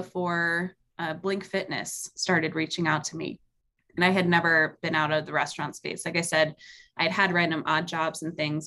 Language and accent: English; New York, United States; moved away; I grew up in New York for a lot of my life